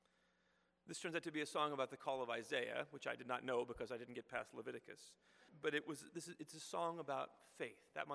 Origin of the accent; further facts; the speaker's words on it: Houston, Texas, United States; moved away; I grew up in Houston, going to Presbyterian Church